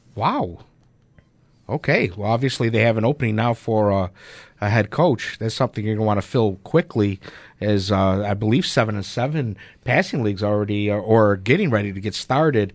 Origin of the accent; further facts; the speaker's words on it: Buffalo, New York, United States; my time growing up in North Buffalo. Last day of school at P S eighty-one